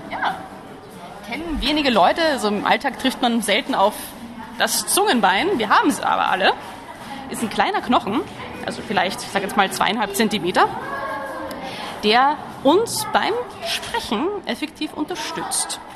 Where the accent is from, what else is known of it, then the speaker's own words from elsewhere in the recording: Vienna, Austria; moved away as an adult; also born or lived in Netherlands; now in Germany; ich bin eigentlich Wienerin